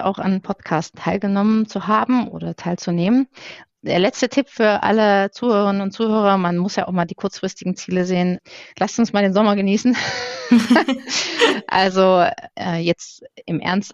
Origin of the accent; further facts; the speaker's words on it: Dresden, Saxony, Germany; ich komme auch tatsächlich aus Sachsen, ich bin in Dresden geboren